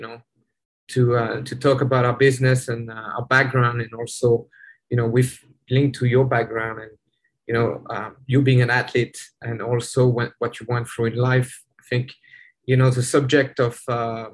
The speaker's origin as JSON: {"language": "English", "region": "southeast France", "country": "France", "tie": "born or raised there", "also_born_or_lived": "Orange County, California", "second_language": "English", "moved": "as an adult", "lives_now": "United States", "said": "I'm actually French. I was born and raised in France in a little village in the southeast"}